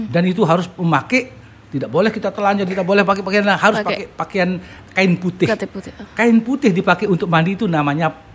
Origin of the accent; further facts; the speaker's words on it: Central Lombok, West Nusa Tenggara, Indonesia; saya berasal dari Lombok Tengah. 1 November 96 saya uh, mutasi ke Lombok Barat.